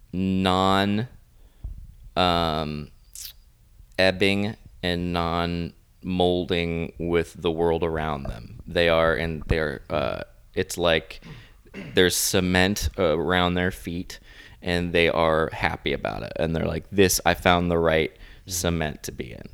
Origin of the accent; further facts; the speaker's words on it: Florida, United States; now in Los Angeles, United States; I live in Los Angeles. I'm originally from Florida